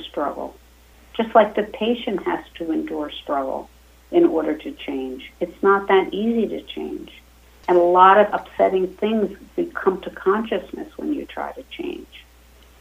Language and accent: English; Pennsylvania, United States; now in New York, United States; I grew up in a small town in Pennsylvania